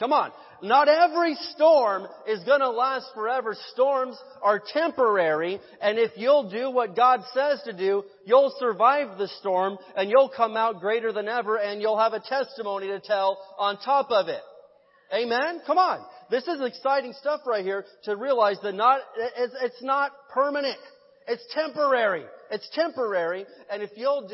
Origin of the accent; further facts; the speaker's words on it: Midwest, United States; now in Barstow, United States; I grew up in the Midwest, and so we had tornadoes out there.